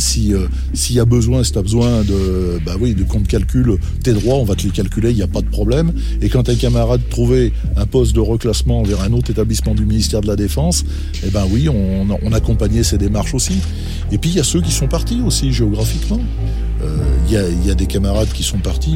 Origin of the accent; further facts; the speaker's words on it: Roanne, Auvergne-Rhône-Alpes, France; moved away as an adult; also born or lived in Saint-Étienne; je suis originaire de Rouen